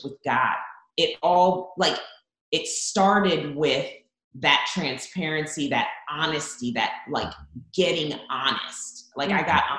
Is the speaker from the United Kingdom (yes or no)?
no; Zambia; now in United States; I was born in Zambia, actually.